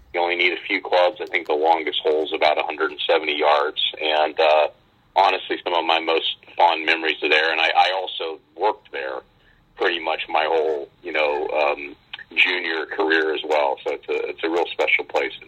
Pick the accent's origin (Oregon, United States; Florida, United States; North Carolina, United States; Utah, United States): Utah, United States; Yeah, I did, and it's you know, in Utah